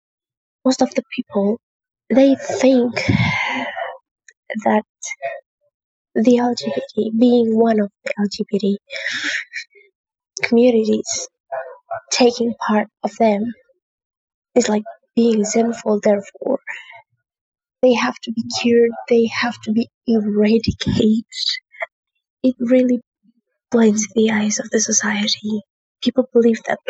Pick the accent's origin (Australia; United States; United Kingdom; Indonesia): Indonesia; from Indonesia